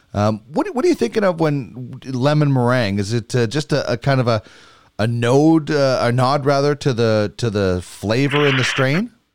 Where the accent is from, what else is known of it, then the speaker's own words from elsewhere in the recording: Brandon, Manitoba, Canada; moved away; my hometown, Brandon